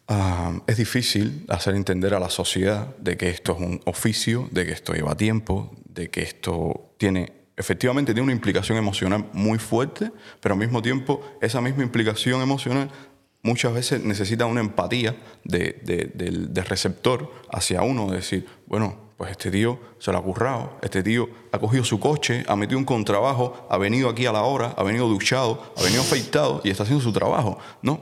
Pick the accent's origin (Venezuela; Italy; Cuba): Cuba; Havana; moved away; yo nací en Cuba.